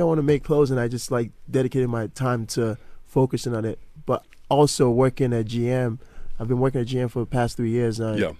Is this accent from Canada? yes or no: no; Nigeria; I'm originally from Nigeria.